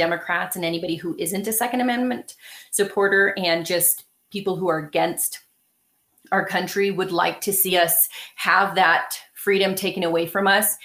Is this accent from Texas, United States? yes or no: no; Los Angeles, California, United States; I was born and raised in Los Angeles